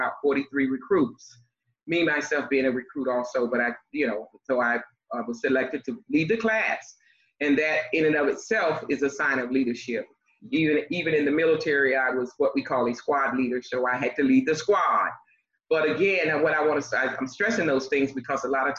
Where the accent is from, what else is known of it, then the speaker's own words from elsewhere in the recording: Miami, Florida, United States; also born or lived in North Carolina; Originally, I was born in North Carolina, and of course, my mom moved me to Miami at the age of 2, from my understanding, because I don't remember. But I was raised in Miami